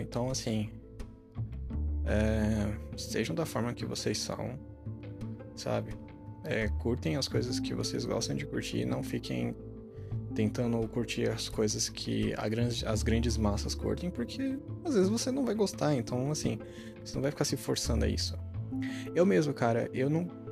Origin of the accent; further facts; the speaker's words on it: Brazil; a gente é brasileiro